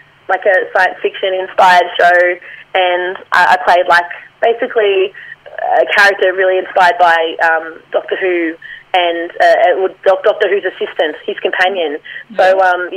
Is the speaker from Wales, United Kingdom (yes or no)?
no; Scotland, United Kingdom; accent: Scottish; I love my Scottish accent, but, no, impressions are still a bit of a danger zone for me.